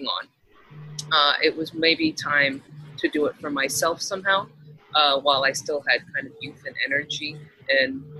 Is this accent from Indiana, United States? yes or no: no; Texas, United States; moved away; I grew up in Texas